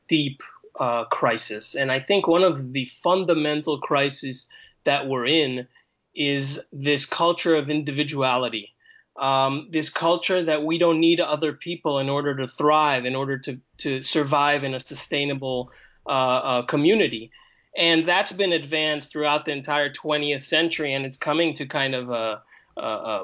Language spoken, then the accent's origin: English; New York City, New York, United States; also born or lived in Israel; I'm Israeli by origin, and but I grew up in New York City during the 80s